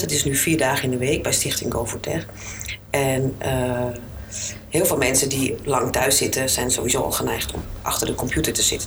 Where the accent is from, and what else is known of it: Alkmaar, North Holland, Netherlands; born or raised there